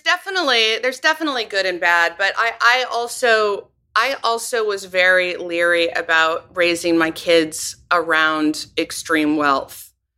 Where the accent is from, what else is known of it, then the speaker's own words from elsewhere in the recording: Northern California, United States; moved away as an adult; also born or lived in Los Angeles / Paris; now in upstate New York, United States; I grew up in, in California. Um, I'm from California, Northern California originally